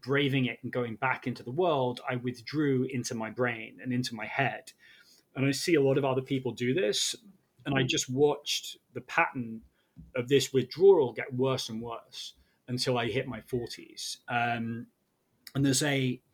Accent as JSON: {"language": "English", "country": "United Kingdom", "said": "I'm British"}